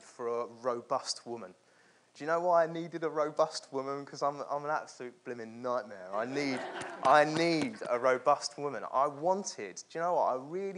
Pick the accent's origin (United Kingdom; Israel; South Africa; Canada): United Kingdom; London; moved away as an adult; also born or lived in the north of England; born and raised in London